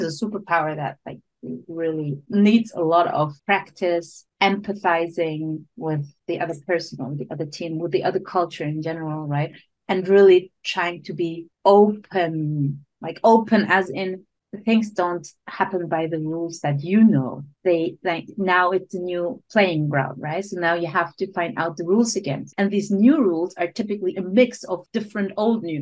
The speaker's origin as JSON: {"language": "English", "region": "Berlin", "country": "Germany", "moved": "as an adult", "lives_now": "Switzerland", "said": "I'm from Berlin originally. So I live in Switzerland, but I'm originally from Berlin."}